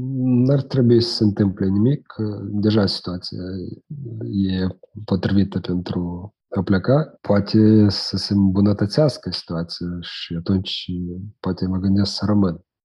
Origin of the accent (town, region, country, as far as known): Moldova